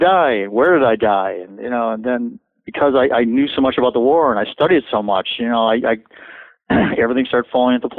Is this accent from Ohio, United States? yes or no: yes; Cleveland, Ohio, United States; I come from the Cleveland area, which is kind of ethnic up there